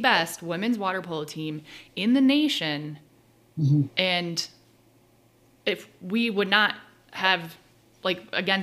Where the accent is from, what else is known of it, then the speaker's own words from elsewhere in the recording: California, United States; growing up in California